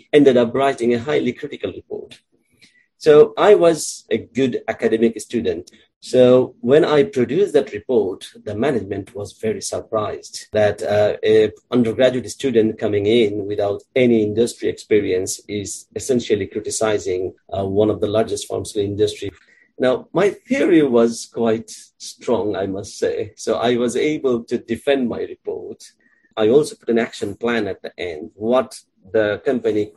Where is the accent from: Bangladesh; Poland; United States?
Bangladesh; moved away as an adult; also born or lived in Dhaka; now in United Kingdom; So I grew up in Bangladesh in different districts because my father was a government officer and we used to move from one city to another.